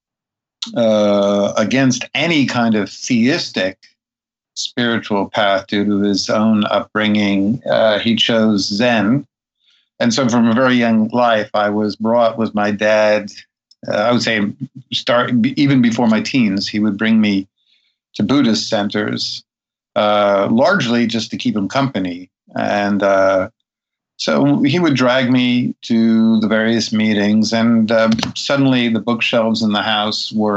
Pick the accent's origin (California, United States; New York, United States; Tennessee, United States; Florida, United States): New York, United States; New York City; also born or lived in Brooklyn, New York; I was born in the Upper West Side of Manhattan